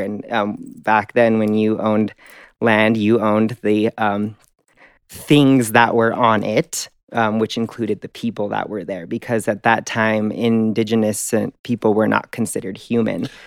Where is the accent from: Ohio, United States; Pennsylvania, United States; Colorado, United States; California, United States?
Colorado, United States; Denver; I grew up in Denver, Colorado.